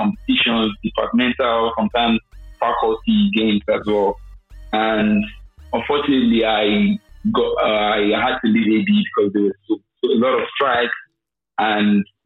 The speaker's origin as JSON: {"language": "English", "region": "Lagos", "country": "Nigeria", "tie": "born or raised there", "also_born_or_lived": "Dubai, UAE", "moved": "as an adult", "lives_now": "Austria", "said": "My story in growing up in Lagos. I grew up in Lagos"}